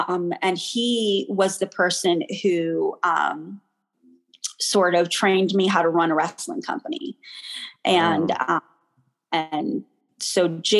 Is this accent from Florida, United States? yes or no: no; Buffalo, New York, United States; moved away as an adult; also born or lived in New England; So I am originally from Buffalo, New York, but I moved to New York City to get my master's at Columbia University.